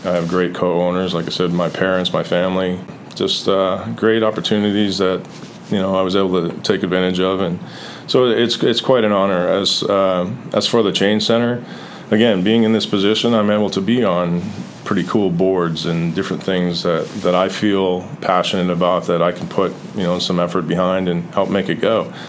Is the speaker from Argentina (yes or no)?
no; Canada; moved away; growing up in Canada